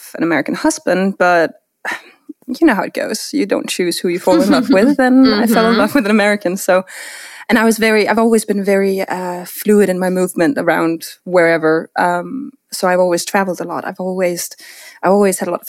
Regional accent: Denmark; moved away as an adult; now in Connecticut, United States; I'm born and raised in Denmark.

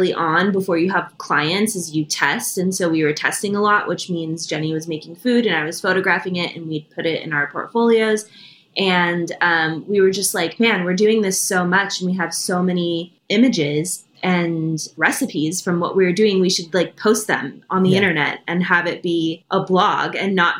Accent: Idaho, United States; now in Los Angeles, United States; I'm from Idaho, so it's very meat and potatoes

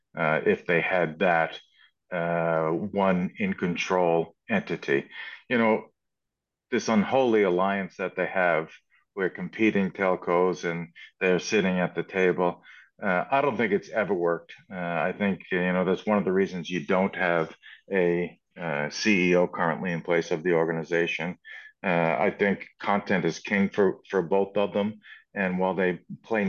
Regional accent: Canada; we're more Canadian here

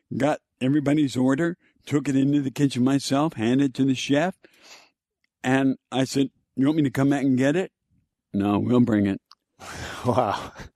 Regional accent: Texas, United States; I grew up in Texas

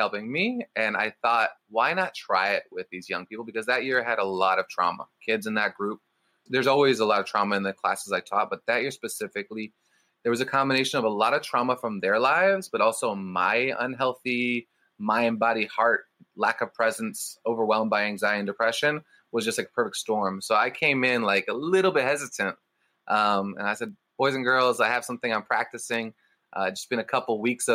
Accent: Berkeley, California, United States; when I was a 7-year-old growing up in Berkeley, California

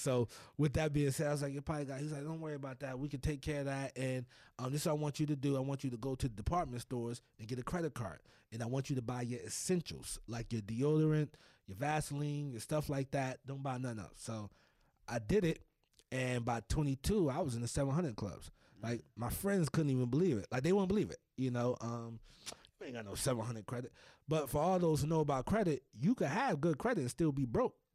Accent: Elizabeth, New Jersey, United States; Born and raised in New Jersey.

